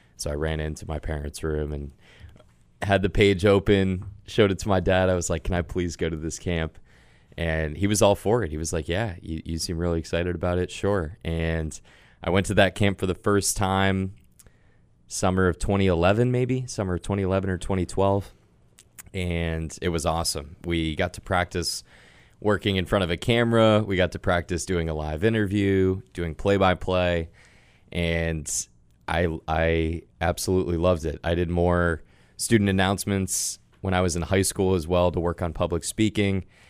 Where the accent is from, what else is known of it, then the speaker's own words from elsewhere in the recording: Sudbury, Massachusetts, United States; I grew up in Sudbury, Massachusetts